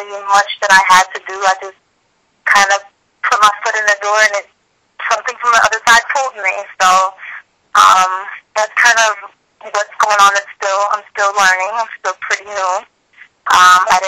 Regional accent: Paterson, New Jersey, United States; first language English; moved away; I grew up in Paterson

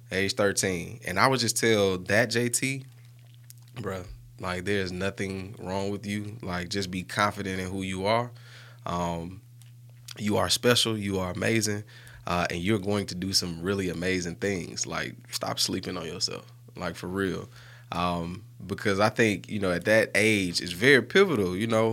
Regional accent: Birmingham, Alabama, United States; growing up on Bush Boulevard

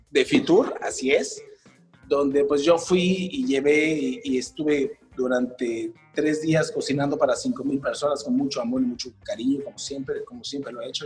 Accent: Yucatán, Mexico; como yucatecos es algo que amamos muchísimo desde que nacemos, puesto que lo llevamos en la sangre

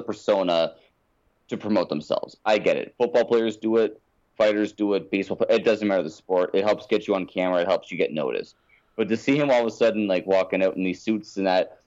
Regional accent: Windsor, Ontario, Canada; growing up in Windsor

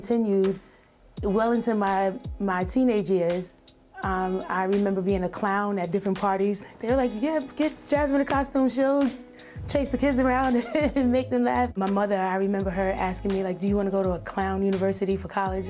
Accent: New York City, New York, United States; moved away; also born or lived in Germany / Syracuse, New York; growing up in Brooklyn and Coney Island really shaped who I was early on

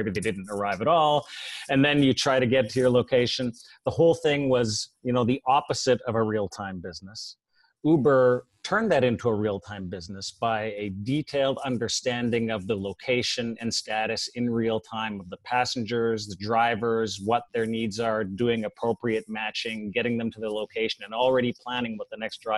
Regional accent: Canada; moved away; Being a Canadian, I guess we all, you know, we all watch Formula One up there.

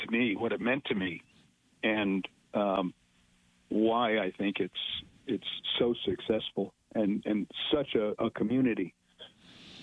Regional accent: Fairfield, Connecticut, United States; When I was a kid growing up, I grew up in Fairfield

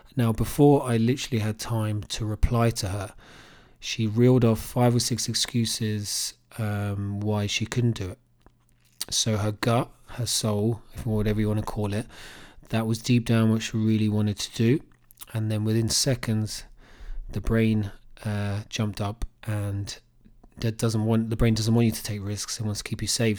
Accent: Cambridge, East of England, United Kingdom; growing up in Cambridge

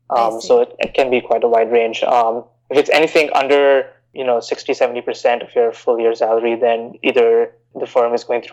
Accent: Bahrain; also born or lived in India; now in United States; So I grew up in the Middle East in Bahrain. I'm originally from India, came to the US to study for undergrad and decided to stay on here.

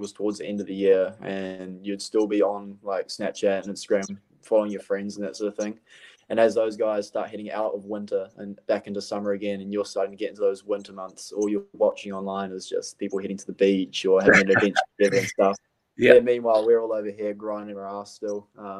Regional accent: Auckland, New Zealand; moved away as an adult; my hometown club, Birkenhead United

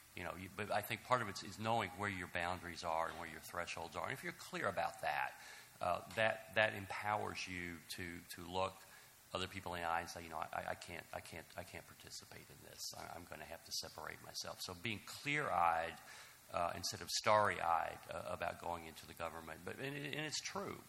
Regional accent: Mayfield, Kentucky, United States; I'm from Kentucky, Mayfield, Kentucky

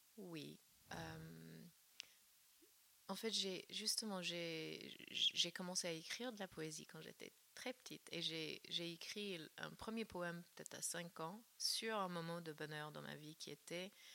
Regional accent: Northern California, United States; moved away; la Californie du Nord, là d'où je viens

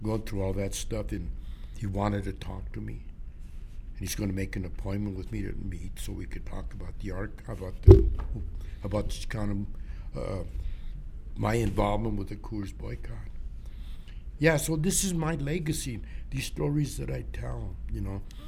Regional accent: Trinidad, Colorado, United States; also born or lived in Denver, Colorado / Boulder, Colorado; now in Pueblo, United States; my hometown of Trinidad.

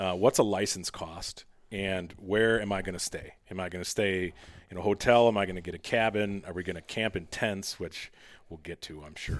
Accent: Mound, Minnesota, United States; my hometown, this mound, the western Minnetonka, the west metro

